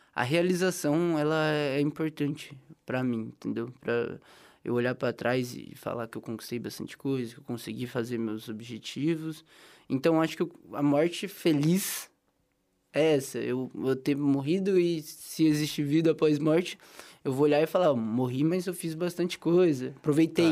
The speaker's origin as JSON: {"language": "Portuguese", "region": "interior of São Paulo", "country": "Brazil", "moved": "yes", "said": "Sou do interior de São Paulo"}